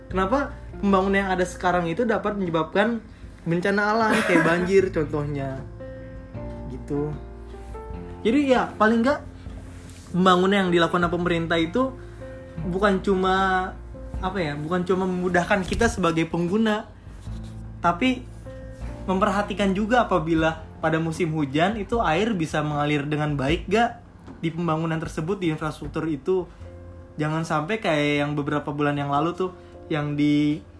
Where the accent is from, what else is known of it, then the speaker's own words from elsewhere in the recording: Tambun, West Java, Indonesia; Iya kita orang Tambun, jadi sedikit selau sih sama sama keadaan ini walaupun miris ya karena termasuk kabupaten Bekasi.